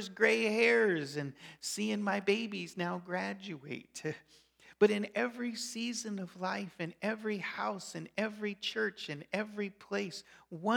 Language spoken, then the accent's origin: English; Colorado, United States; moved away as an adult; also born or lived in Chicago, Illinois / Alberta, Canada; now in Nebraska, United States; I grew up in Colorado. I lived 8 years in Chicago, 10 years in Alberta, Canada, and now 11 years in Nebraska